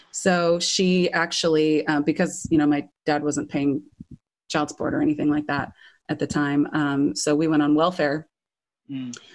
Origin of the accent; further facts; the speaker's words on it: Irvine, California, United States; also born or lived in Hinesville, Georgia / Ramona, San Diego County; I grew up in uh, Orange County, um, in Irvine